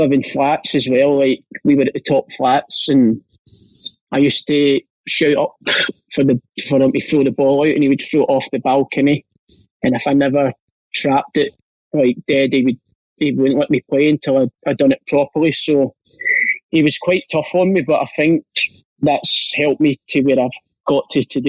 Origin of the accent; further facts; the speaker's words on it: Glasgow, Scotland, United Kingdom; born there; But because I wasn't very well, I got rushed into Glasgow, and I was born in Glasgow as it is